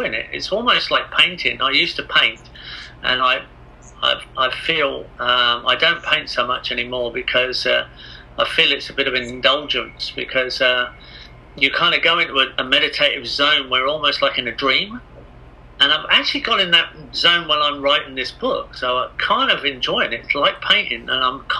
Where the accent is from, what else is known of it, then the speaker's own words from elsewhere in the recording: England, United Kingdom; I am English